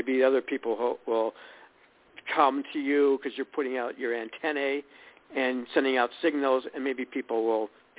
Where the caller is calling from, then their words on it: Illinois, United States; we're calling from Illinois